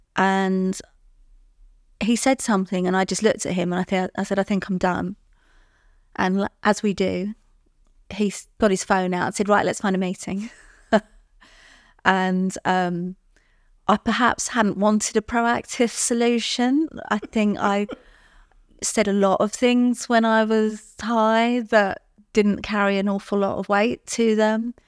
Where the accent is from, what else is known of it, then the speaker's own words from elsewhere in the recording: London, United Kingdom; I'm from London